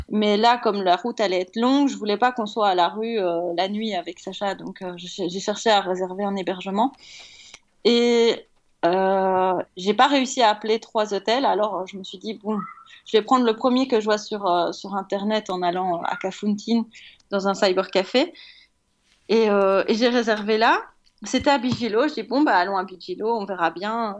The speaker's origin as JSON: {"language": "French", "country": "Belgium", "said": "en tant que Belge"}